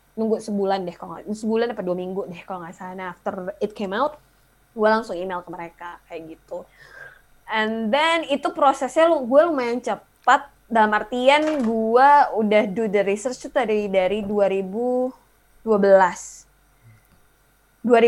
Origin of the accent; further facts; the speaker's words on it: Indonesia; moved away as an adult; gue dari Indonesia